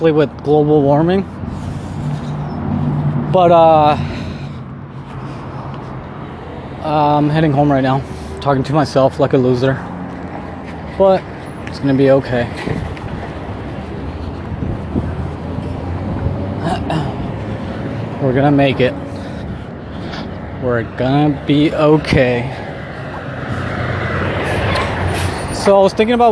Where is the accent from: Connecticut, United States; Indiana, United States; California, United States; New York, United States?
California, United States; Southern; moved away as an adult; also born or lived in Mexico City, Mexico; now in Mexico; I was born in Mexico City, but I was raised in California, Southern California, since I was a baby